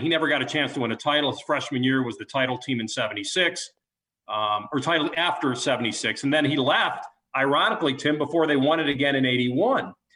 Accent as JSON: {"language": "English", "town": "Chicago", "region": "Illinois", "country": "United States", "moved": "yes", "said": "we're from Chicago"}